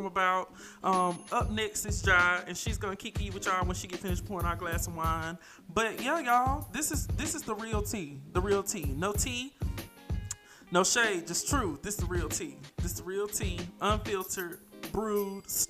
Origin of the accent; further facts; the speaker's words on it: Thomson, Georgia, United States; moved away as an adult; now in Atlanta, United States; I was originally born and raised in Thompson, Georgia